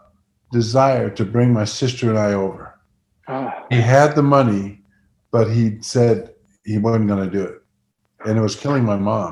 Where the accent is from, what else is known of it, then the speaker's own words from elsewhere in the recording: Netherlands; moved away; I was born in the Netherlands, 1950.